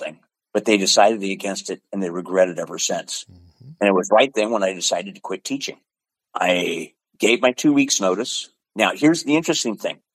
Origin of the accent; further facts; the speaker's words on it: Pacific Northwest, Washington, United States; also born or lived in Portland, Oregon; I was born in Washington. I've always been in the Pacific Northwest